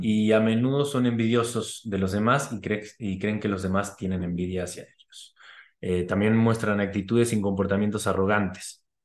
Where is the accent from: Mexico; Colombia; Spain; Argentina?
Argentina; yo que soy argentino